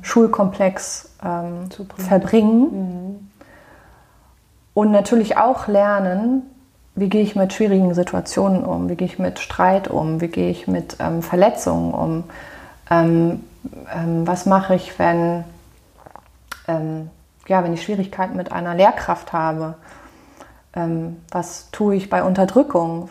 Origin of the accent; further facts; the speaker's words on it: Germany; hier bei uns in Deutschland